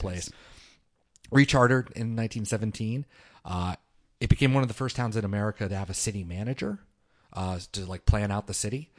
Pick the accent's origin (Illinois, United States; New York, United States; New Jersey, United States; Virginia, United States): Virginia, United States; Manassas; also born or lived in Wise, Virginia / Norfolk, Virginia; I grew up in Manassas, Virginia